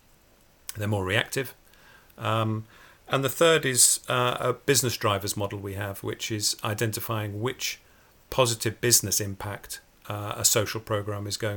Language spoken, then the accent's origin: English; Port Sunlight, North West England, United Kingdom; I grew up near Port Sunlight, just opposite Liverpool